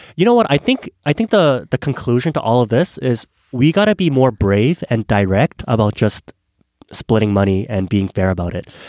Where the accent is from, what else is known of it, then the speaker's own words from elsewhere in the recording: South Korea; moved away; also born or lived in Canada; I was born in Korea